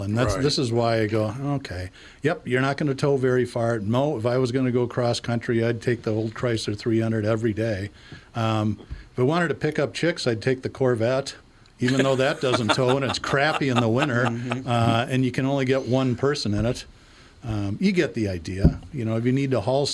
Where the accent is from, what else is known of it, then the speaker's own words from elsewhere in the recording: United States; I'm an American.